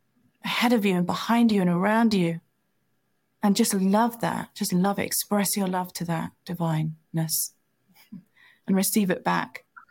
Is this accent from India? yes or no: yes; India; When I was very little, you know, when I was 4, 5, 6, I was growing up in India